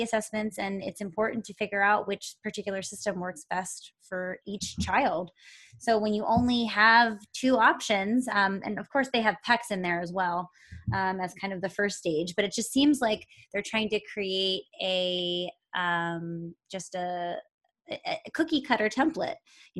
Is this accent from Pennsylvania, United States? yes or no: yes; Pennsylvania, United States; now in Los Angeles, United States; You know, I'm still kind of learning about Los Angeles and the school systems out here because I came from Pennsylvania and things are completely different state to state